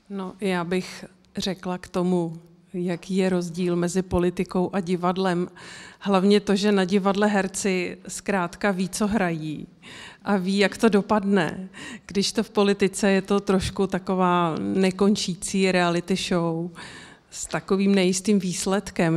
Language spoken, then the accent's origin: Czech; Czechia; my jako Češi